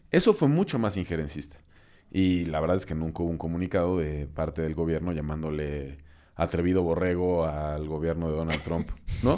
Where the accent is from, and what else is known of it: Mexico